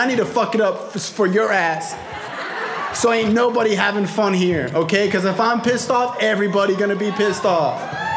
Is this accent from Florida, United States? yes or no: yes; Broward County, Florida, United States; I'm from Broward